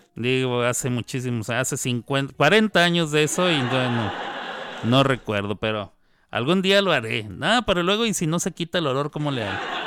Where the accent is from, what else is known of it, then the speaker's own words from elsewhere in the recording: Chihuahua, Mexico; En Chihuahua, donde yo nací, donde yo nací y ahí crecí de niño